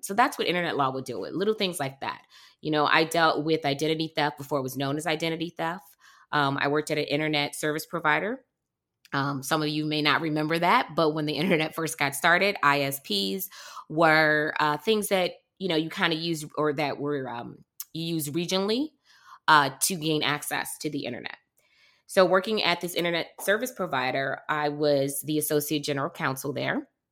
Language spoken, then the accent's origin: English; Detroit, Michigan, United States; I was born in Detroit, um, and I am a big fan of my hometown